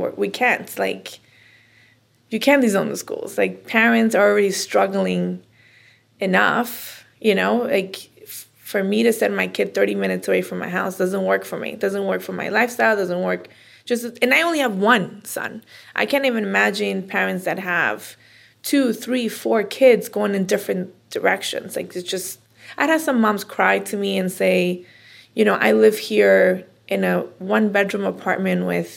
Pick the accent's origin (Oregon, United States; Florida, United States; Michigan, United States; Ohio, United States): Florida, United States; Miami; also born or lived in Bolivia; now in Forest Hills, United States; I'm from Miami